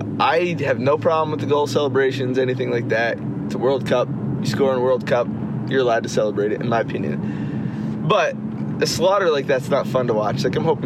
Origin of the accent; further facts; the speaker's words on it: Maryland, United States; I'm in Grand Rapids, Michigan right now. I'm from Maryland.